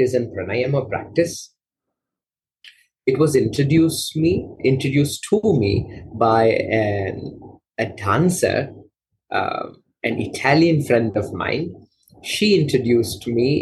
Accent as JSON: {"language": "English", "country": "Malaysia", "tie": "born or raised there", "moved": "as an adult", "lives_now": "Rishikesh, India", "said": "I was born and raised in Malaysia"}